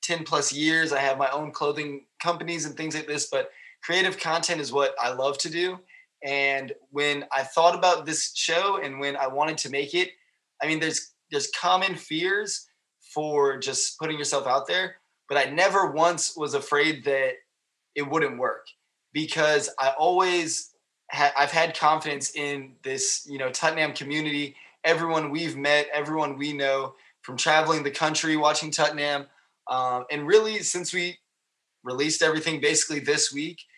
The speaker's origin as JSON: {"language": "English", "country": "United States", "said": "being American"}